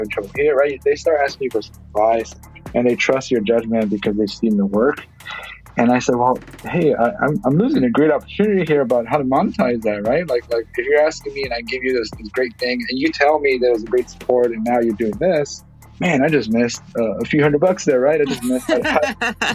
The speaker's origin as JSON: {"language": "English", "town": "Los Angeles", "region": "California", "country": "United States", "tie": "born or raised there", "also_born_or_lived": "Bay Area, California", "said": "growing up in Ball Heights"}